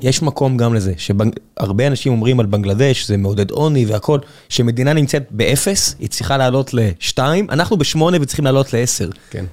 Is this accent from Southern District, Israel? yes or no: yes; Beersheba, Southern District, Israel; now in Tel Aviv, Israel; ואיפה שאני גדלתי בבאר שבע